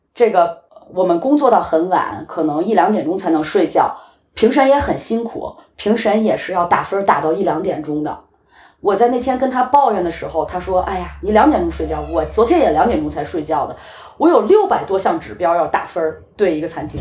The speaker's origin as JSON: {"language": "Chinese", "country": "China", "also_born_or_lived": "Beijing", "moved": "yes", "lives_now": "Copenhagen, Denmark", "said": "我们中国人"}